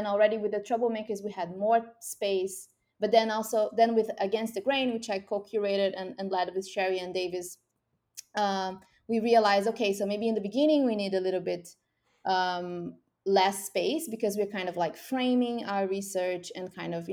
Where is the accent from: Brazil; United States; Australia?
Brazil; moved away; I'm from Brazil originally